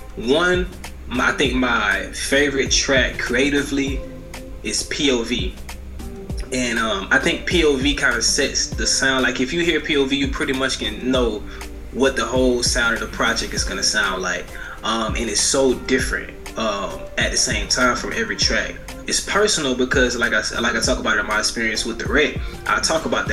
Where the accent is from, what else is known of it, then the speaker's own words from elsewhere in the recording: Marianna, Florida, United States; I'm from Marianna, Florida